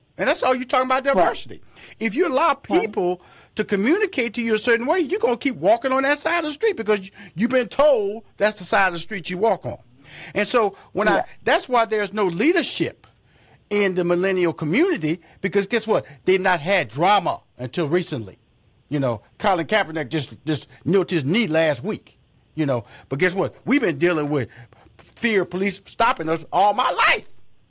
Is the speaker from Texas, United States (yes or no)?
yes; Houston, Texas, United States; I grew up, wasn't like that. I grew up in Fifth Ward. I got on the bus.